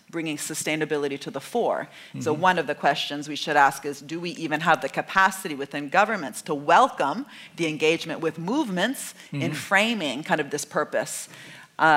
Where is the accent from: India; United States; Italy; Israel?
Italy; I'm from Italy